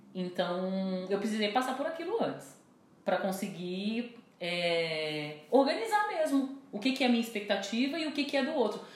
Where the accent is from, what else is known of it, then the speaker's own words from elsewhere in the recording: Brazil; enquanto brasileira